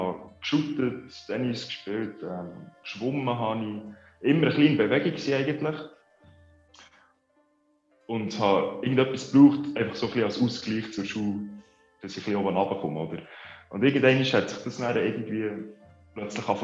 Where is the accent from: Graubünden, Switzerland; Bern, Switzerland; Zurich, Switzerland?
Bern, Switzerland; Konolfingen; aus Bern, also aus Konofingen, besser gesagt. Schon etwa 20 Minuten Fahrt von Bern.